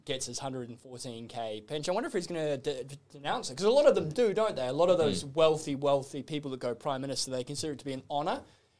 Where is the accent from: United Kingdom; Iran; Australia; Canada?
Australia; I'll count myself as an Australian